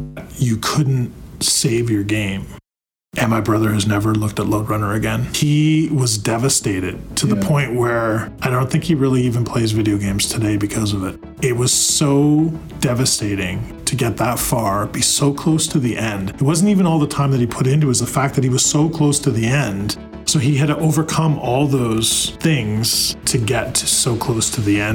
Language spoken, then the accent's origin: English; Brantford, Ontario, Canada; I'm 41 years old, and I'm from Brantford, Ontario, Canada.